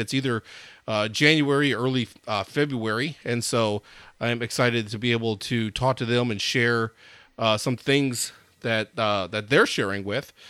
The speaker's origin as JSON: {"language": "English", "town": "Madison", "region": "Wisconsin", "country": "United States", "tie": "born or raised there", "said": "I grew up in Madison, Wisconsin"}